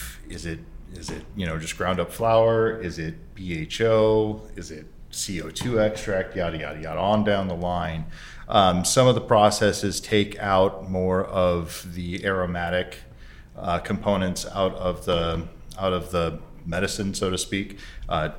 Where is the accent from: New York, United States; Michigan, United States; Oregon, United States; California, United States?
Oregon, United States; Portland; I'm from Portland as well